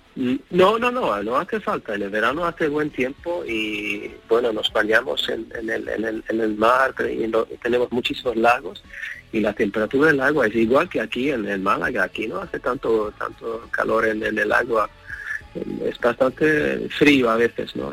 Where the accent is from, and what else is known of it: Sweden; moved away as an adult; now in Madrid, Spain